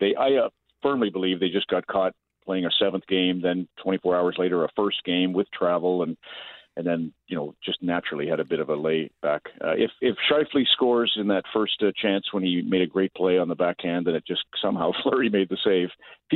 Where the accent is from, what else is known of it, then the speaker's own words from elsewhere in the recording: Red Deer, Alberta, Canada; I grew up in Red Deer